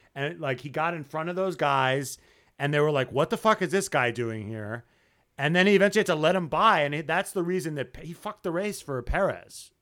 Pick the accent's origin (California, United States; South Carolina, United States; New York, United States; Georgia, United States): New York, United States; I'm from New York